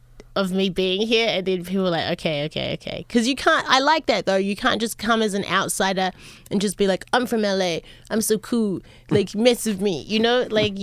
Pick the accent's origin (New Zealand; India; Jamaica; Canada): New Zealand; born there; also born or lived in Los Angeles, United States; I was born in New Zealand.